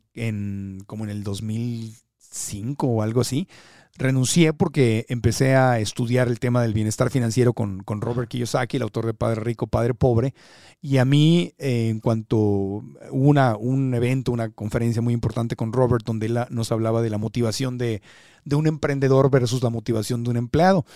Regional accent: Tijuana, Baja California, Mexico; moved away as an adult; also born or lived in Miami / Phoenix, Arizona; crecí como niño fronterizo en Tijuana

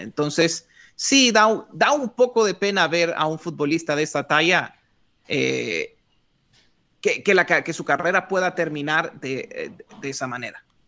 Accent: Honduras; moved away as an adult; also born or lived in western New York State, United States; Honduras, de donde yo soy

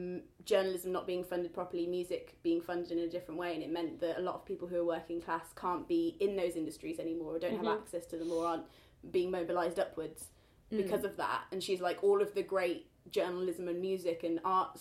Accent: the Midlands, England, United Kingdom; I grew up in the Midlands, and I know that a lot of kids at my primary school were poorer than me

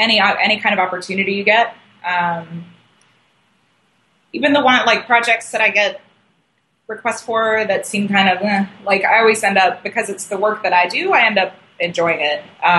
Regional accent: North Carolina, United States; North Carolina.

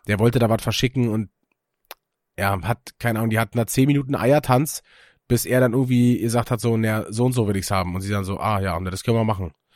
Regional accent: Germany; wir als Deutsche

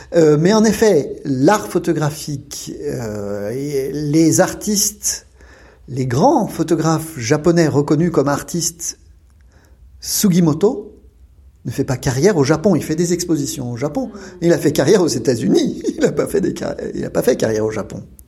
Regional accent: Lyon, Auvergne-Rhône-Alpes, France; moved away as an adult; now in Japan; Je suis lyonnais

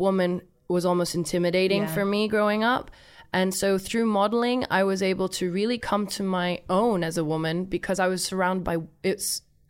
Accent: Thailand; We me and my family, we grew up in Thailand.

